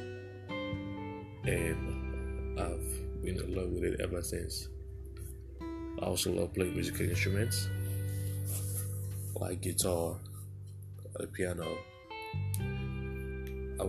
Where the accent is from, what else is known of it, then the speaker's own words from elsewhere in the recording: Sierra Leone; moved away as an adult; now in United States; I am African. I came from Sierra Leone. That's a country in West Africa